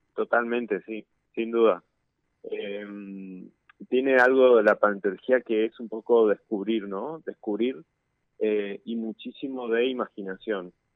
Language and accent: Spanish; Misiones, Argentina; moved away as an adult; also born or lived in La Plata; now in Buenos Aires, Argentina; soy de Misiones, estudié en La Plata y ahora estoy haciendo el doctorado en el Museo de Ciencias Naturales eh, de, Buenos Aires